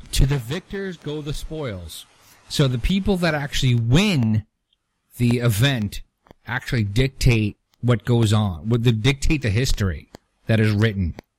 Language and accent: English; New York City, New York, United States; moved away; also born or lived in Long Island, New York; I'm from Brooklyn and I'm a truck driver